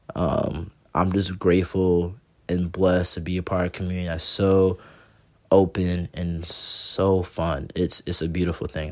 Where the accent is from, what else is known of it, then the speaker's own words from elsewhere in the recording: Groton, Connecticut, United States; my hometown, my local Groton Skate Park